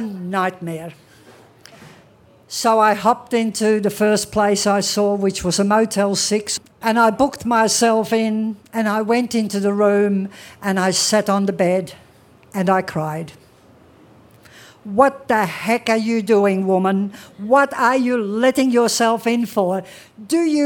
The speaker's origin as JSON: {"language": "English", "country": "Australia", "tie": "born or raised there", "also_born_or_lived": "Amsterdam, Netherlands", "said": "he took us all to a land of which very little was known, down under into Australia"}